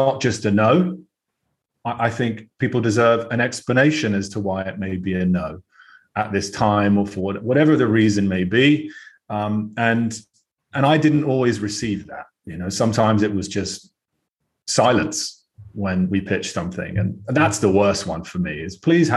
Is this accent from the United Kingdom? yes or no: yes; United Kingdom; accent: British; moved away as an adult; now in United States; Although I sound fairly British